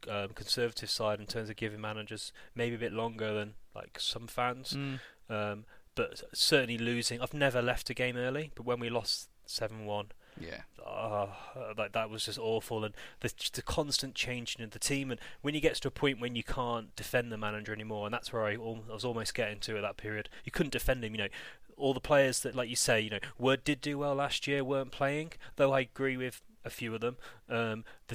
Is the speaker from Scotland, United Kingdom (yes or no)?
no; near Burton, West Midlands, United Kingdom; moved away; also born or lived in Shrewsbury; after I left Shrewsbury, I grew up near Burton